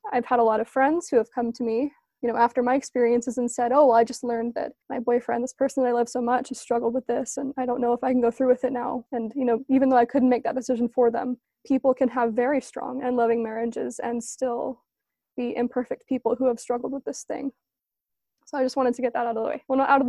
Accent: East Coast, United States; now in Orem, United States; I'm a grad student in Orem, Utah. I grew up on the East Coast from a military family of seven.

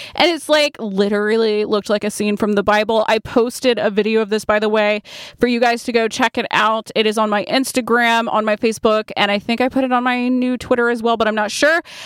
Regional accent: Point Clear, Alabama, United States; I grew up in Point Clear, Alabama, and it is a very artistic little town

